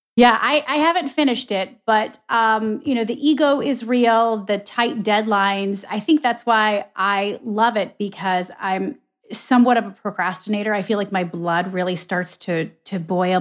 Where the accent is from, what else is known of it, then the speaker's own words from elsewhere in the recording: Michigan, United States; moved away; also born or lived in Ohio; I was born and raised in Michigan